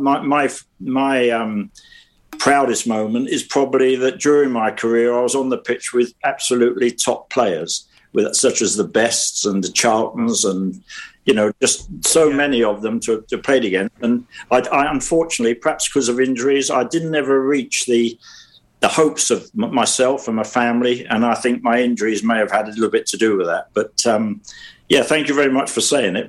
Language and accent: English; London, United Kingdom; born or raised there